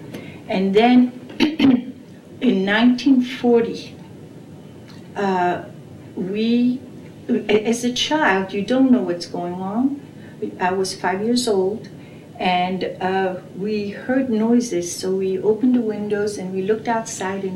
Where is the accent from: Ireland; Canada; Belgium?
Belgium; Brussels, Brussels-Capital Region; moved away; I was born in Brussels, Belgium, in 1935.